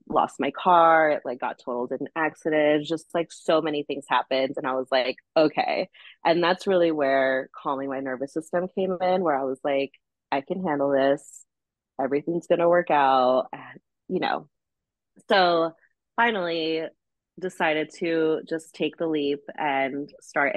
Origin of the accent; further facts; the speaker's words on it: Los Angeles, California, United States; moved away; LA, my hometown